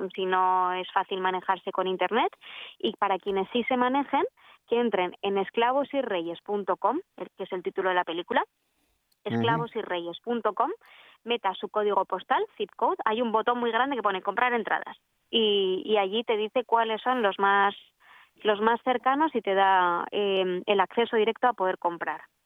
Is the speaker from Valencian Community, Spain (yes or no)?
no; Bilbao, Basque Country, Spain; Soy, soy del norte de España, de Bilbao. Nací en Bilbao.